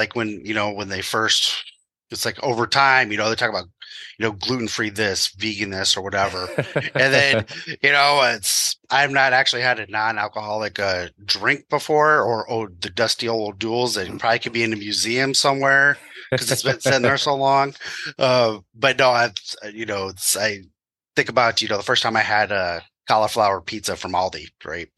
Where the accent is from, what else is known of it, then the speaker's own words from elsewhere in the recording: Midwest, United States; I will call it pop because I'm from the Midwest